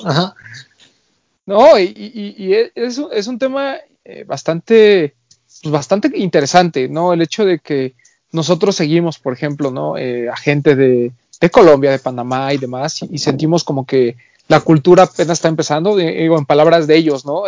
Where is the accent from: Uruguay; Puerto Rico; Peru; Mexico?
Mexico; como mexicano